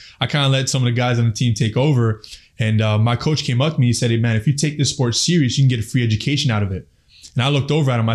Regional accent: Mississauga, Ontario, Canada; also born or lived in Afghanistan; I'm from Mississauga, Ontario

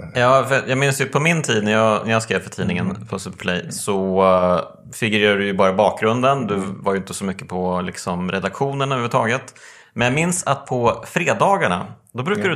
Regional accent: Motala, Östergötland, Sweden; jag är ju uppvuxen i Motala

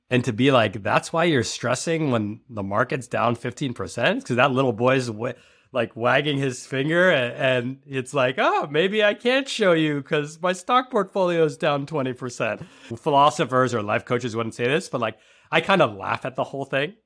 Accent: New York City, New York, United States; I was born in New York City, and I went to private school

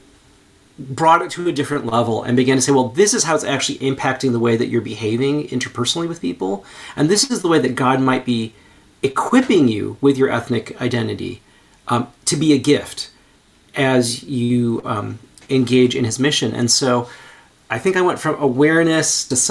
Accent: United States; They immigrated here to the United States, where I was born

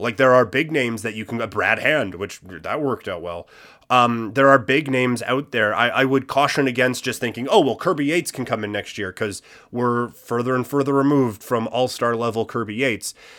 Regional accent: Canada; as Canadian sports fans

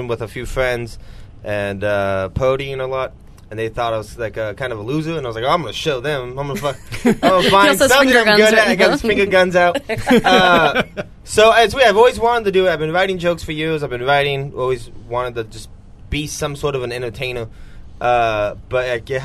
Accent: Portland, Oregon, United States; also born or lived in California / Los Angeles, California; I moved up here when I was like four

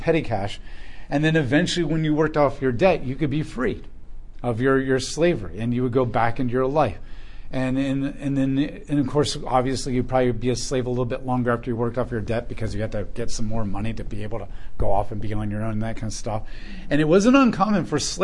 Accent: United States; as American Christians

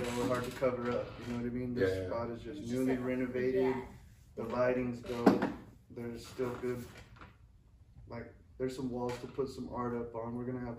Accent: Clovis, New Mexico, United States; now in Las Cruces, United States; We're all from Clovis

